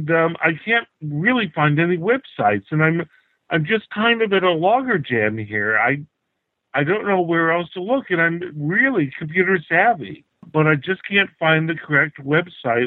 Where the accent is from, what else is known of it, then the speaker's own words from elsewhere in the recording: United States; moved away as an adult; also born or lived in Krakow, Poland; now in Slovakia; I'm an American living in the middle of nowhere in the Carpathian Mountains in Slovakia, bordering Poland.